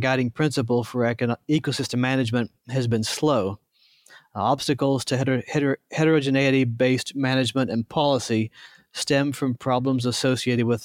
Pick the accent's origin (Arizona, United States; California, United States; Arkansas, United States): Arkansas, United States; Ozarks of northern; accent: southern; moved away as an adult; also born or lived in Idaho; my southern accent comes out just a bit. I grew up in the Ozarks of northern Arkansas